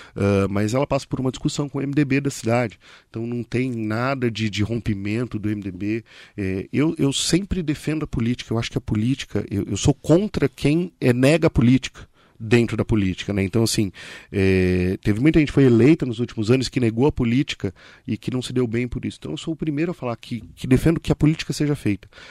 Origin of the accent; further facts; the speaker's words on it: Ferraz de Vasconcelos, São Paulo, Brazil; also born or lived in Arujá; Nasci, sou criado em Ferraz